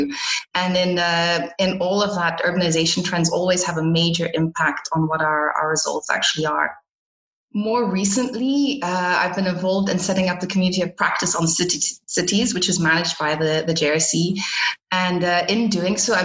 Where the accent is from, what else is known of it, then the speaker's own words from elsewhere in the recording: Botswana; moved away; also born or lived in South Africa / Belgium / Portugal; I am a Belgian citizen, but I was born in South Africa and raised in Botswana.